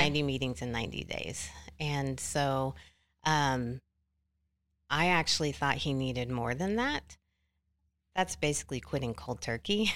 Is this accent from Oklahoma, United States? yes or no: yes; Oklahoma City, Oklahoma, United States; I am from Oklahoma City.